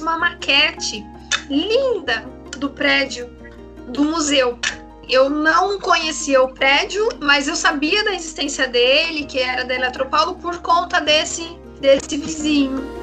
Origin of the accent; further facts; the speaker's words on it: Itu, São Paulo, Brazil; Nasci em Itu no dia 30 de março de 1985.